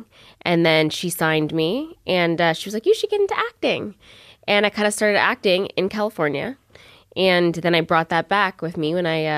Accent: Ottawa, Ontario, Canada; also born or lived in Palm Springs, United States; I was born in Ottawa, though, and then my mom got a teacher's job, and I went to Palm Springs. And then we came back, I guess, before high school, middle school. Middle school, I came back.

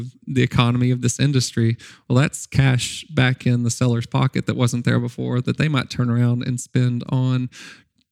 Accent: Nashville, Arkansas, United States; I worked for my town paper growing up in Nashville, Arkansas. I went to Nashville High School

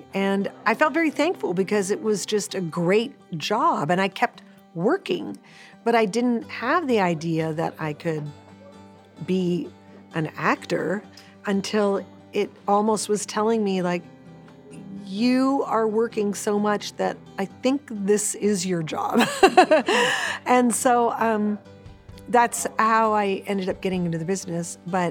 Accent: Los Angeles, California, United States; I was born and raised in Hollywood, California, and my dad was Bulgarian and my mom was Greek, and they met in New York and moved to California after they got married.

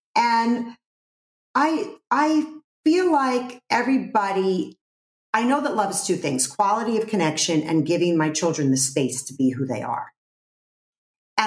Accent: New York City, New York, United States; growing up in Brooklyn, people weren't really into facades in Brooklyn.

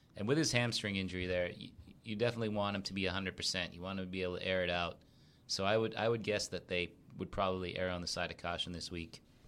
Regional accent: New England, United States; I was born in New England

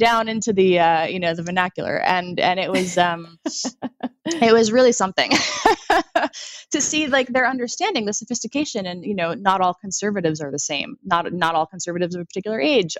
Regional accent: United States; me as an American, who has, you know, born here

